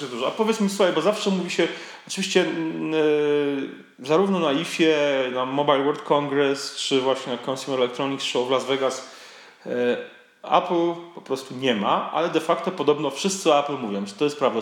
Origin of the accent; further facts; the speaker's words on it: Poland; jesteśmy z Polski